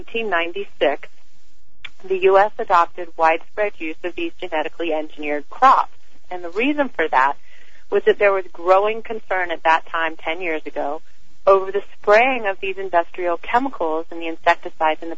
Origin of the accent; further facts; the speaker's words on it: the South, United States; I grew up in the South